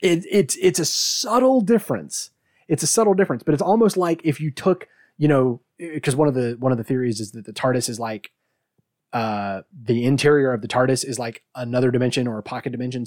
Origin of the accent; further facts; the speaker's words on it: United States; I'm American